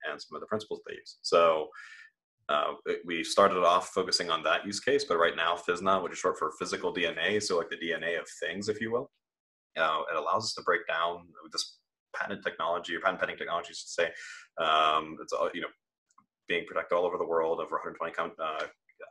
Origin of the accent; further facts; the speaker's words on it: Midwest, United States; moved away; also born or lived in Germany; I grew up in the Midwest, was homeschooled for most of it